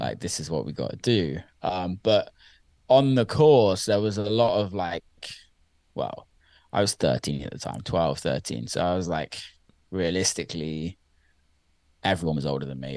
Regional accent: Somerset, South West England, United Kingdom; I grew up in around the county of Somerset in the U K, which I always say I'm from Bristol 'cause it's just easier to explain that to people that aren't from the U K.

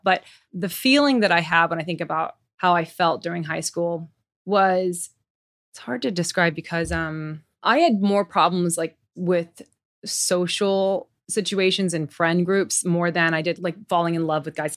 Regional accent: Tokyo, Japan; moved away; I grew up in Tokyo. I miss Tokyo. That feels like home to me.

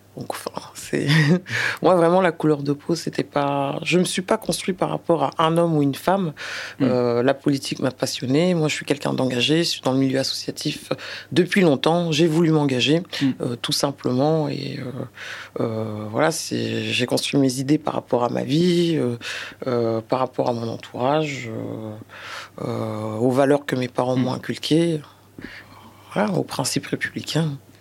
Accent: France; mes parents sont originaires du Sénégal. Le Sénégal était euh, un territoire d'outre-mer avant. Voilà, donc je suis né en France

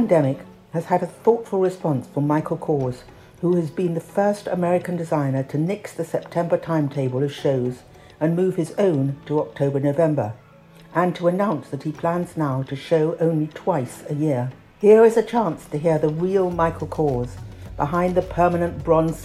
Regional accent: United Kingdom; Being British

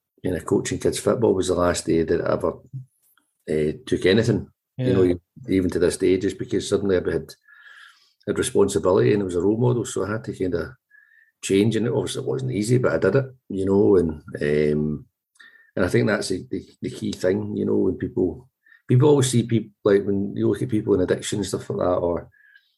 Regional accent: Glasgow, Scotland, United Kingdom; now in Edinburgh, United Kingdom; I grew up in Govan, left school age 13

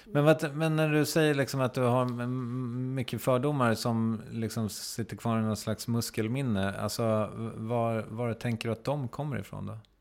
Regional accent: Strängnäs, Södermanland, Sweden; det diskuterades saker vid matbordet hemma i Strängnäs

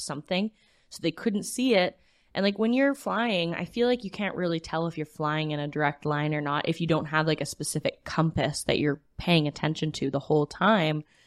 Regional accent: Wetaskiwin, Alberta, Canada; where I grew up in Wetaskiwin

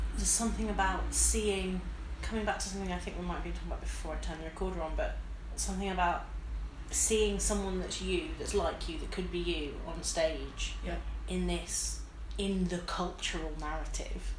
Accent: Midlands, United Kingdom; I'm from the Midlands

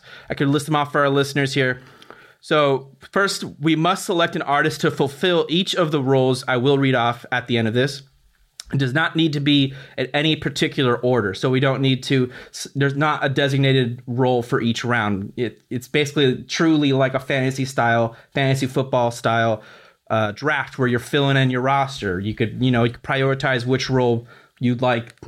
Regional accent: Los Angeles, California, United States; moved away as an adult; also born or lived in Boston, Massachusetts; I came from Los Angeles, and when you're from one region and obviously I'm so far away, I went all the way out to Massachusetts

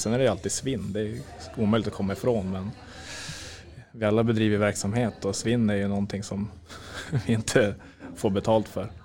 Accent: Norrland, Sweden; Vi är norrlänningar

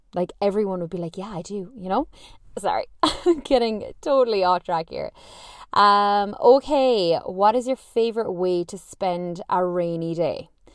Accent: Ireland; I'm Irish

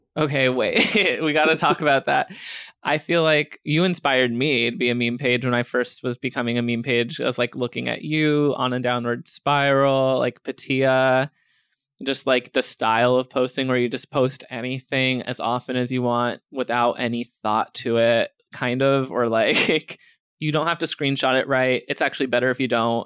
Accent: Scranton, Pennsylvania, United States; now in New York, United States; Scranton, Pennsylvania

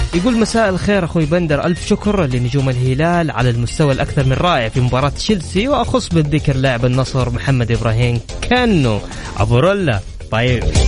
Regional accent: Saudi Arabia

